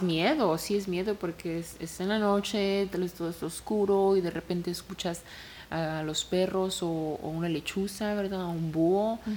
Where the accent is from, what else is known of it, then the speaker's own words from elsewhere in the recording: Mexico; como mexicana